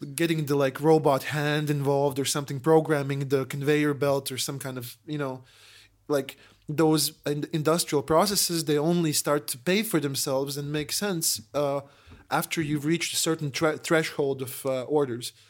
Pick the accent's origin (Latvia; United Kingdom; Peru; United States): Latvia; We're tourists from Latvia